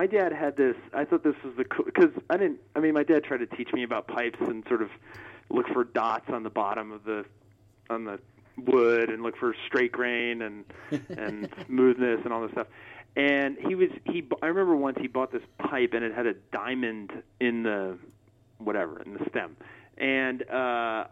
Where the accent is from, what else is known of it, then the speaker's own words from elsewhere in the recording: Los Angeles, California, United States; I grew up in Los Angeles